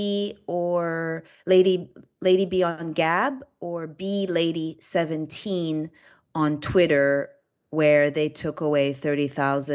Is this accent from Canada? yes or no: yes; Canada; now in Florida, United States; I come from Canada